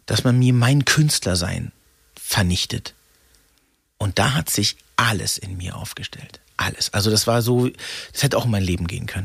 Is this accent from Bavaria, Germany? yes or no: no; Freiburg, Baden-Württemberg, Germany; durch das Ausländersein in Freiburg, wo ich geboren bin